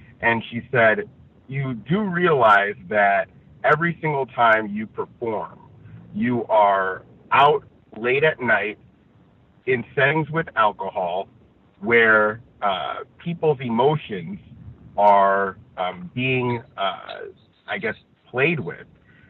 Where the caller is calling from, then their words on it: Los Angeles, California, United States; I am reporting from Los Angeles